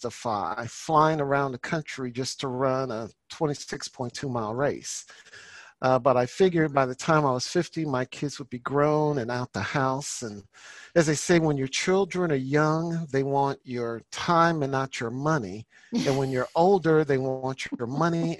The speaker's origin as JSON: {"language": "English", "town": "St. Louis", "region": "Missouri", "country": "United States", "tie": "born or raised there", "also_born_or_lived": "Texas", "moved": "yes", "said": "my hometown of St. Louis, Missouri."}